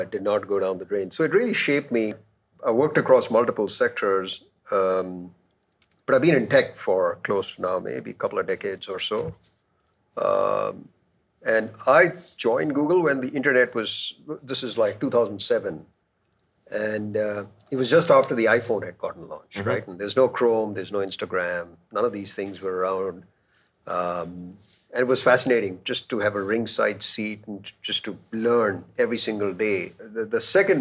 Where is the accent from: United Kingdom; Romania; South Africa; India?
India; Delhi; also born or lived in Kerala; I'm from Kerala, but I grew up in Delhi.